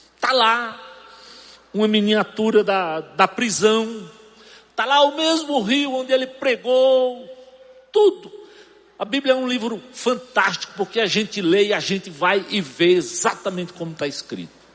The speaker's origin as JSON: {"language": "Portuguese", "region": "sertão of Pernambuco", "country": "Brazil", "tie": "born or raised there", "said": "Eu sei de onde eu venho, eu sei onde eu nasci, alto índice de mortalidade infantil, sertão de Pernambuco, religiosidade pobre. Era difícil o dia que eu não via crianças serem enterradas naquele cemitériozinho"}